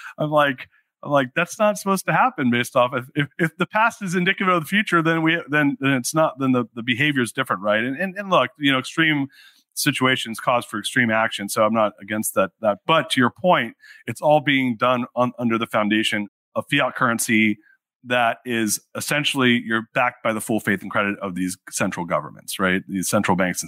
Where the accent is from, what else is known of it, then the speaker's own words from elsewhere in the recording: Orange County, California, United States; I grew up in Orange County, so I'm a fellow Southern Californian